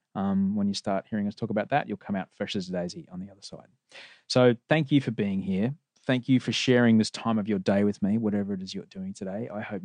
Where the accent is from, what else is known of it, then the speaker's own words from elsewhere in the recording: Bronte, New South Wales, Australia; Well, no. My hometown's now Bronte.